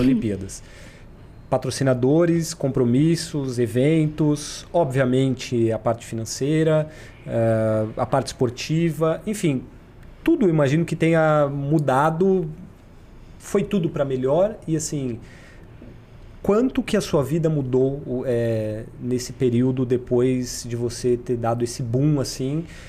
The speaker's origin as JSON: {"language": "Portuguese", "region": "São Paulo", "country": "Brazil", "moved": "yes", "lives_now": "Rio de Janeiro, Brazil", "said": "Eu sou de São Paulo também, então eu falo balada"}